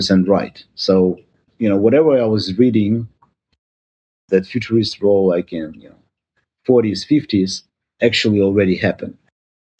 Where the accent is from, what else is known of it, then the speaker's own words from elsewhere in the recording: Ukraine; moved away as an adult; now in United States; I'm originally from Ukraine